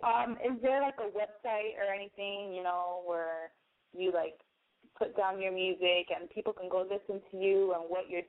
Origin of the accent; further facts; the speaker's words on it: Miami, Florida, United States; I'm from Miami